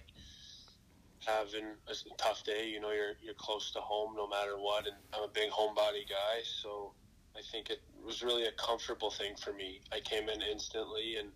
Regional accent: Big Rapids, Michigan, United States; growing up, I'm from Big Rapids, Michigan

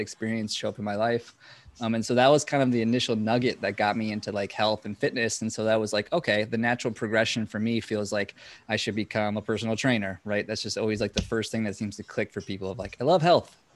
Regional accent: Minnesota, United States; I'm from Minnesota

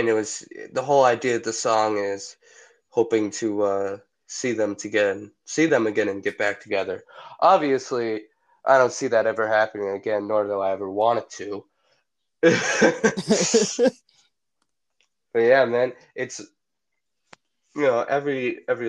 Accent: Massachusetts, United States; I come from Massachusetts

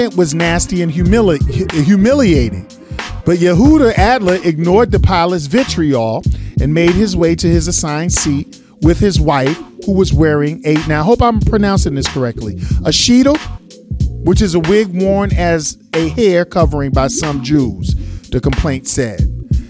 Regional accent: New York City, New York, United States; I'm from New York City

